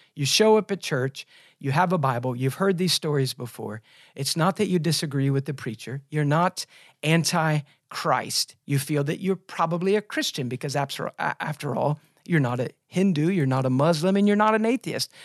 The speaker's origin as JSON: {"language": "English", "country": "United States", "said": "us as American evangelicals"}